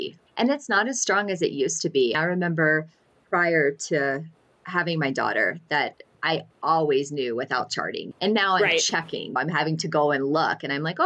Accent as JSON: {"language": "English", "region": "Alabama", "country": "United States", "moved": "yes", "lives_now": "New Mexico, United States", "said": "I'm actually from Alabama"}